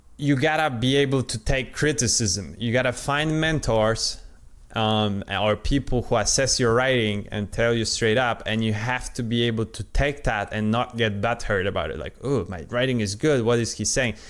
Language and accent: English; Poland; first language Polish; English is a second language; I'm Polish, I'm not uh, at all native speaker. Uh, my original uh, language is Polish